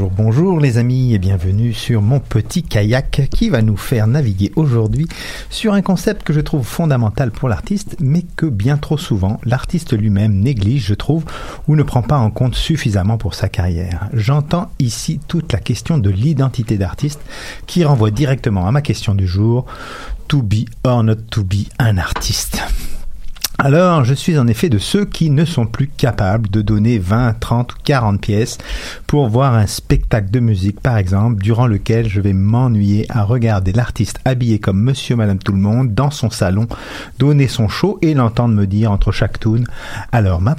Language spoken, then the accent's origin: French; Quebec, Canada; On est tous des Québécois, mais je suis le seul et unique … dont les caractéristiques permettent de me définir sur ma carte d'identité.